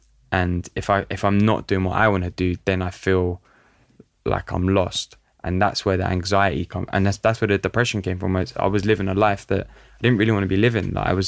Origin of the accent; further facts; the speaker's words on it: London, United Kingdom; looking at the culture that I grew up in North London, like Italian community in North London